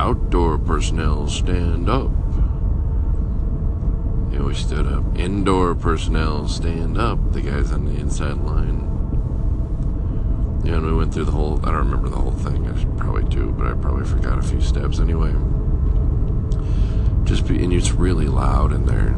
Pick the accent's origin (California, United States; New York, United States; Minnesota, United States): California, United States; Lakewood; I'm from California, and he said, I'm from California, and I said, well, I was born in Lakewood